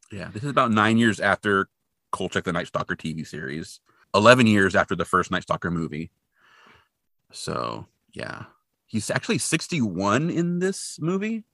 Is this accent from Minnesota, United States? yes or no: no; Hanford, California, United States; I grew up in Hanford, and Hanford, California, not Hanford, Washington